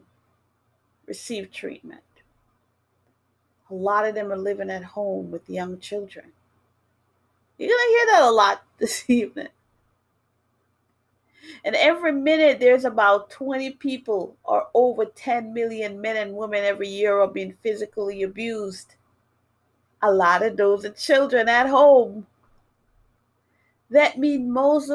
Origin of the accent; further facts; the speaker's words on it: New York City, New York, United States; moved away as an adult; also born or lived in Jamaica; now in Massachusetts, United States; I grew up in New York City, well, in the Bronx, and I live in Massachusetts now.